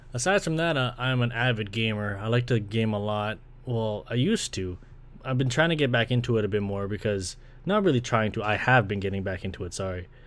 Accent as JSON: {"language": "English", "town": "Brampton", "region": "Ontario", "country": "Canada", "tie": "born or raised there", "moved": "as an adult", "lives_now": "Scarborough, Canada", "said": "I was born in Scarborough, funny enough, so I was born here back in ninety-two. And I was pretty much raised in Brampton"}